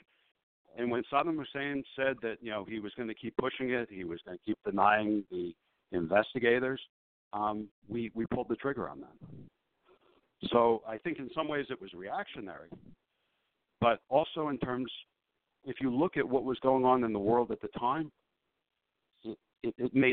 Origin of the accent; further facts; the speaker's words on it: Long Island, New York, United States; I grew up on Long Island